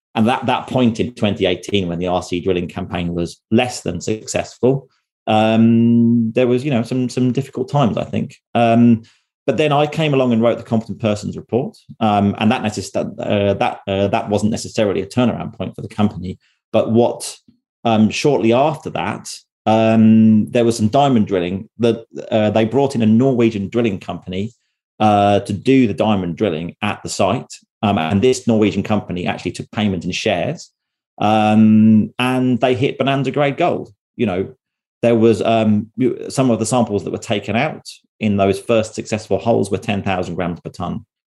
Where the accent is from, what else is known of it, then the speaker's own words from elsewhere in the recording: United Kingdom; moved away as an adult; now in Norway; I grew up in the UK